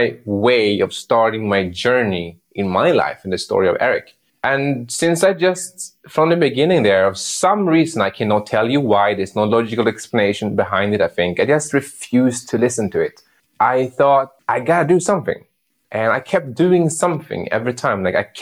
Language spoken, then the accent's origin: English; Sweden; I grew up in Sweden